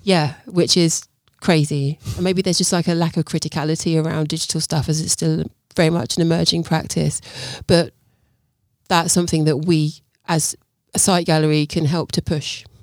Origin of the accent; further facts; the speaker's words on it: Luton, East of England, United Kingdom; moved away as an adult; also born or lived in Brighton / London; I was born in Luton.